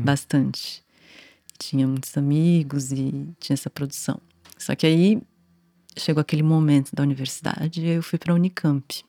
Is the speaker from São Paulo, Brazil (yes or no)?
yes; São Paulo, Brazil; eu nasci aqui em São Paulo, né? Cidade, capital, em 1982